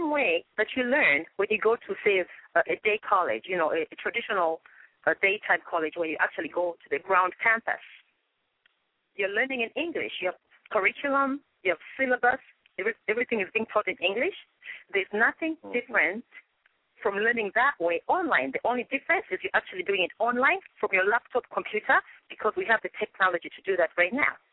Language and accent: English; Zambia; moved away as an adult; now in Chicago, United States; I come from Zambia, Central Southern Africa.